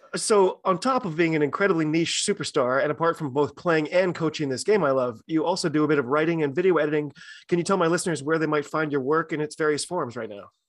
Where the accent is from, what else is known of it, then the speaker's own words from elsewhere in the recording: United States; I'm an American